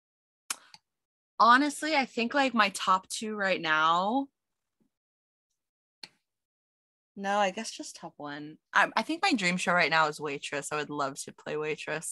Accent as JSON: {"language": "English", "country": "United States", "said": "I'm American"}